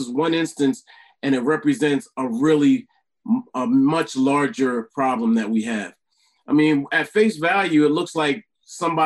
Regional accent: Delaware, United States; in my hometown where I'm originally from, Delaware

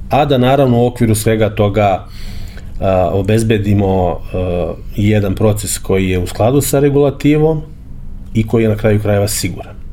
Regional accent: Serbia

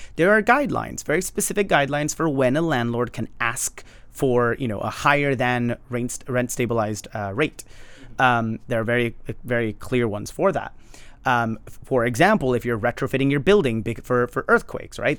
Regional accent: Los Angeles, California, United States; I grew up in Highland Park, which is massively gentrified.

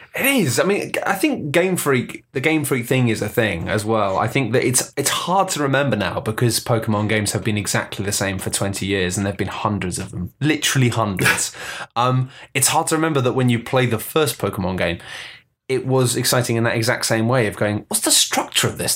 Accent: United Kingdom; we're British

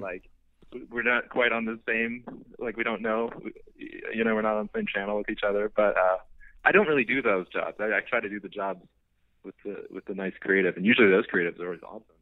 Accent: Missouri, United States; moved away as an adult; now in Los Angeles, United States; moved to LA from Missouri

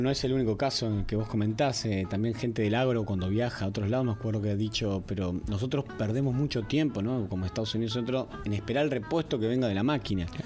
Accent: Argentina; somos, todavía no estamos desarrollando como pueblo, digo en general como Argentina, ¿no? Digo, somos un país joven.

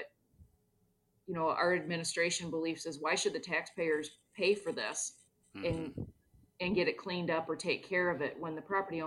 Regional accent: Clinton, Iowa, United States; born and raised in Clinton

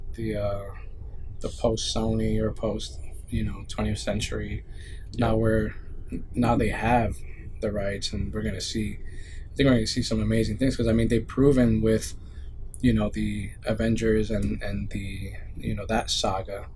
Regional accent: New York City, New York, United States; I grew up in the Bronx

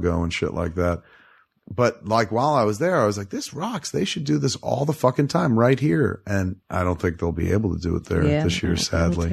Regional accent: New Jersey, United States; I'm from Jersey

